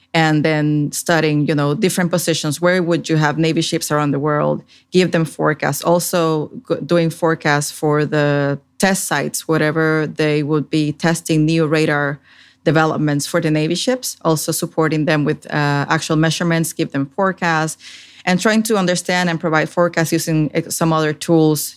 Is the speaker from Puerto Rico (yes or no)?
yes; Puerto Rico; moved away as an adult; also born or lived in Washington, D.C.; now in Fredericksburg, United States; I grew up in Puerto Rico in the Caribbean